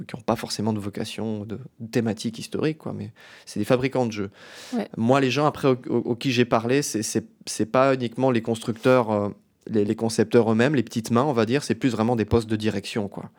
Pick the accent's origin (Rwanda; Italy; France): France; Metz, Grand Est; Je viens de Metz, en Lorraine, en France